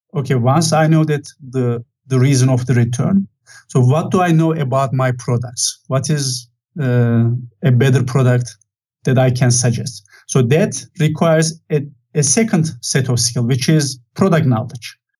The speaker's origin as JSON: {"language": "English", "country": "Turkey", "moved": "as an adult", "lives_now": "Santa Clara, United States", "said": "So originally, I'm from Turkey. I have spent quite a lot of time in Turkey"}